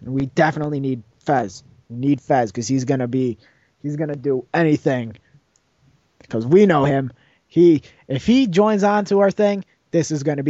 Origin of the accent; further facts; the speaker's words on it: Illinois, United States; We're from Illinois. You're from Illinois? We're from Illinois. Why don't we do a video? We are the station from Illinois.